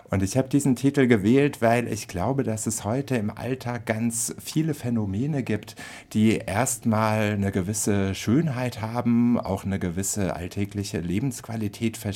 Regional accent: Frankfurt, Hesse, Germany; Und äh, ich bin ja aus Frankfurt und halte das deshalb natürlich mit Adorno

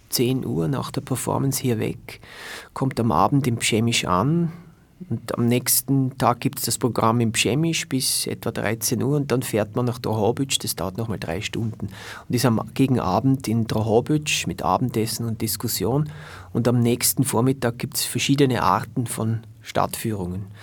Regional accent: Vienna, Austria; Jetzt kann ich natürlich als Wiener sagen, ich bleibe einen Monat in der Ukraine

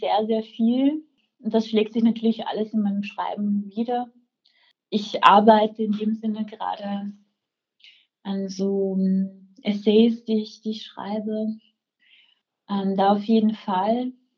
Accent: Velden am Wörthersee, Carinthia, Austria; moved away as an adult; also born or lived in Rome / Prague; now in Vienna, Austria; ich bin in Felden geboren, ähm, ähm, bin da aufgewachsen

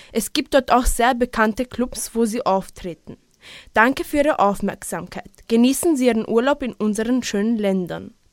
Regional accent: Croatia; Ich komme ursprünglich aus Kroatien und bin jedes Jahr dort.

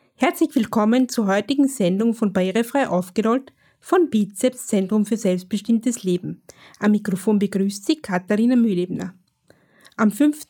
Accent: Austria; bei uns in Österreich

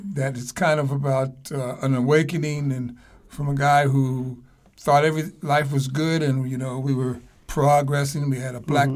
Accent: Evanston, Illinois, United States; moved away as an adult; also born or lived in Los Angeles; I was born in Chicago, actually a suburb of Chicago, first suburb north, called Northwestern. I mean, no, Northwestern's a university called Evanston

